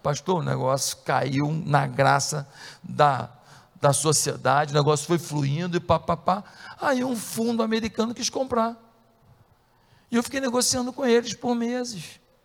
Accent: Brazil; also born or lived in Ipatinga, Minas Gerais; now in Rio de Janeiro, Brazil; sou do Brasil

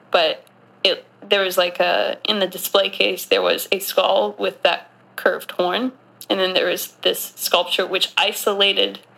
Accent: Southwest, United States; Oh God! I grew up

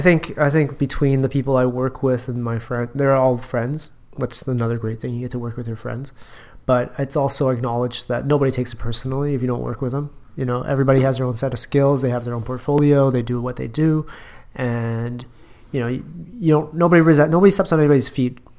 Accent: Edmonton, Alberta, Canada; I grew up in Alberta Edmonton Alberta

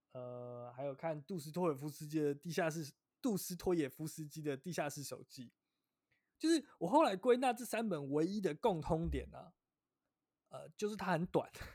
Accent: Taiwan; 我们台湾人

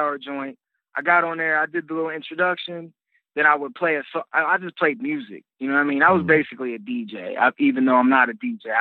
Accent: Greenfield, Ohio, United States; I'm from Greenfield, Ohio, which is a rural

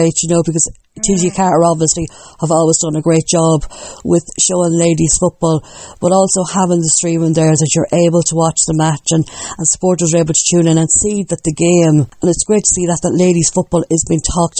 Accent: Longford, Leinster, Ireland; I'm from Longford

